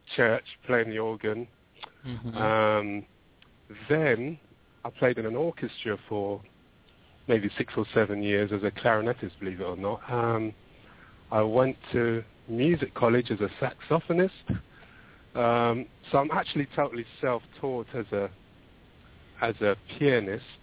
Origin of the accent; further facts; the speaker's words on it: London, United Kingdom; Born and bred, yep, in London.